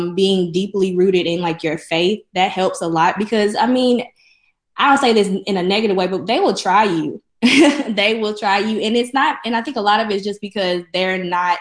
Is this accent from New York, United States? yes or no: no; Jackson, Mississippi, United States; I'm from Jackson, so I'm from here